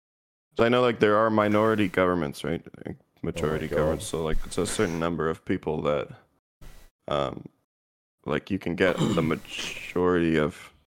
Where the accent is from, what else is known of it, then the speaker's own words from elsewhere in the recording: Canada; basic Canadian